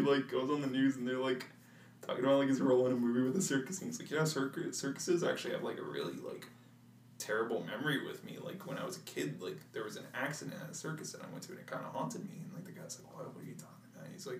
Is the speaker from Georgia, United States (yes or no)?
no; Arizona, United States; Growing up in Arizona